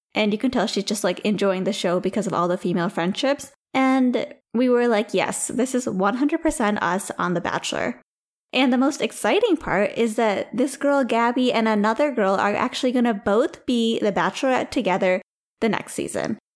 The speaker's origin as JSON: {"language": "English", "country": "India", "moved": "yes", "lives_now": "United States", "said": "As an Indian person"}